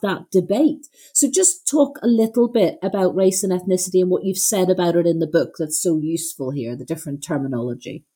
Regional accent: Northern Ireland, United Kingdom; moved away; growing up in Northern Ireland

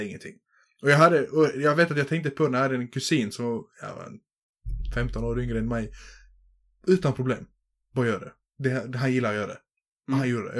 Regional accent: Bosnia & Herzegovina; now in Sweden; i mitt hemlän i Bosnien, där du dricksar alltid

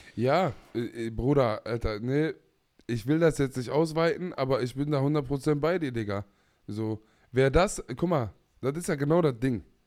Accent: Palestine; ich als Palästinenser

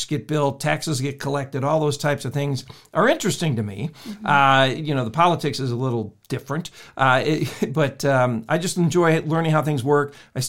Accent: Illinois, United States; No, actually, I grew up in the Midwest, in the state of Illinois. And the winters were brutal and the summers were just almost as bad.

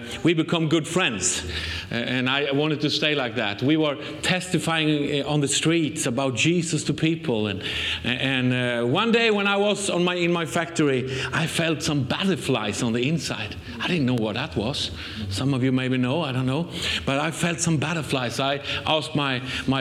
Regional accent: Sweden; accent: Swenglish; English is a second language; we come from Sweden

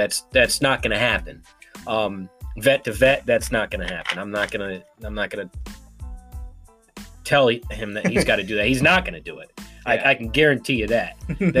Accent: United States; I'm still proud to be an American.

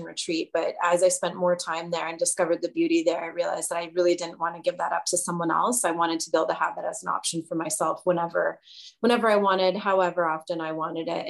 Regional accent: Hamilton, Ontario, Canada; also born or lived in London, Ontario / Toronto; now in Pembroke, Canada; I'm originally from Hamilton. That's where I was born, good old steel town.

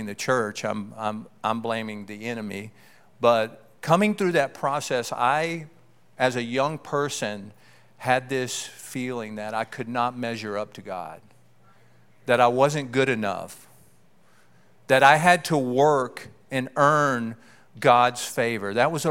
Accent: Keithville, Louisiana, United States; I grew up in Louisiana, a small town, a sprawling metropolis of Keithville, Louisiana

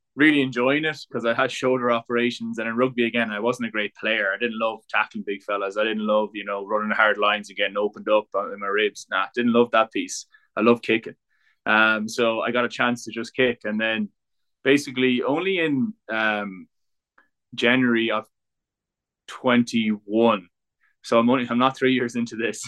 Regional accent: Ireland; we grew up kicking the ball, whether it's soccer, Gaelic, rugby.

